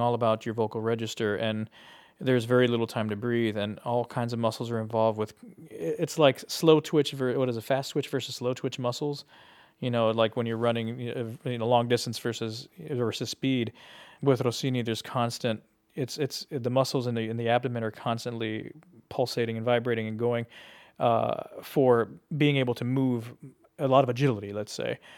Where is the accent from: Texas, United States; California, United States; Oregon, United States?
Texas, United States; South; moved away as an adult; also born or lived in Laredo, Texas / San Antonio, Texas / Chicago; I was from South Texas. I was born in Laredo, and I lived in San Antonio